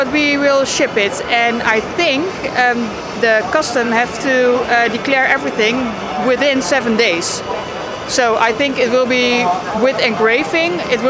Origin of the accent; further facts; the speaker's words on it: Netherlands; we're from Holland, from the Netherlands, and we came over here for the photography show.